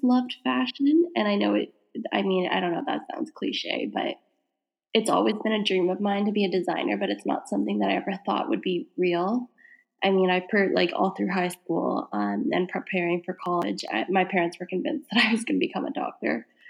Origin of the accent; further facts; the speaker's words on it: Canada; being Canadian and then moving out there looking for work.